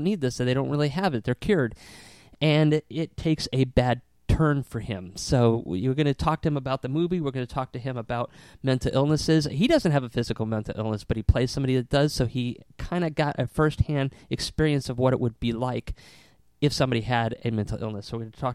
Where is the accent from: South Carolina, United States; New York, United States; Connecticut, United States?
Connecticut, United States; Southington; growing up in Southington, Connecticut, they used to have this green, and we used to have the Apple Festival